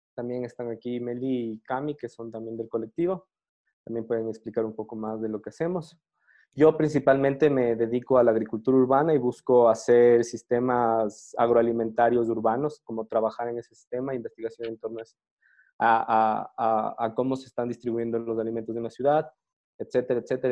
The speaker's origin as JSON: {"language": "Spanish", "town": "Quito", "region": "Pichincha", "country": "Ecuador", "said": "soy de Quito, Ecuador."}